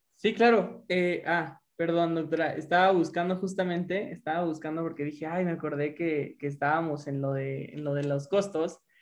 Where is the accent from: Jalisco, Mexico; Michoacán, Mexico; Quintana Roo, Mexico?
Jalisco, Mexico; Lagos de Moreno; soy de Lagos, de Moreno, Jalisco